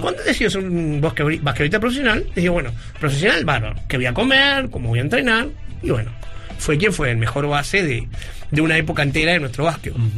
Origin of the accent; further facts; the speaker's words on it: Uruguay; algo que no es de nuestra realidad como uruguayos